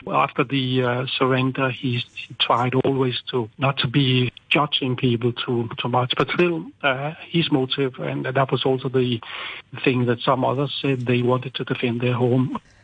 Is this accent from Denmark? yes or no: yes; Copenhagen, Capital Region of Denmark, Denmark; also born or lived in Beijing, China; when I was home in, in Copenhagen